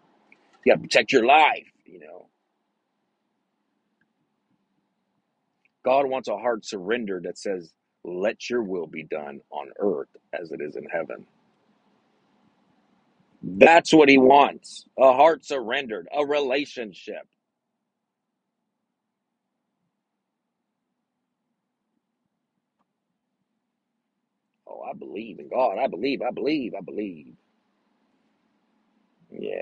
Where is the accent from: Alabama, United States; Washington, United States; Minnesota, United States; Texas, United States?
Texas, United States; I'm was born in Texas and I love my state